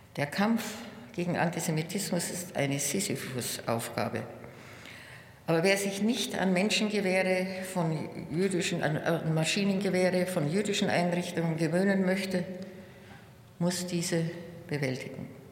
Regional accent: Munich, Bavaria, Germany; In meiner Heimatstadt

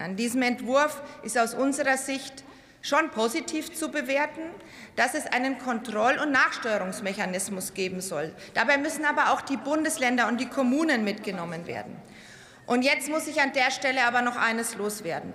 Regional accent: Germany; bei uns in Deutschland

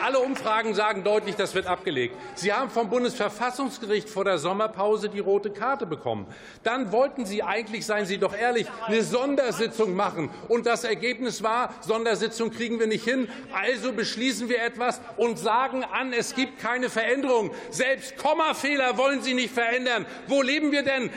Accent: Mecklenburg-Vorpommern, Germany; Ich komme aus Mecklenburg-Vorpommern

